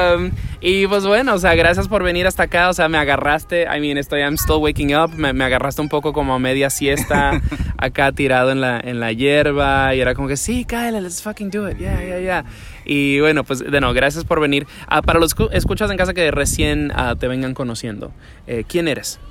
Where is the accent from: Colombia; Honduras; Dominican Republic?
Dominican Republic; moved away; yo me crié en Dominicana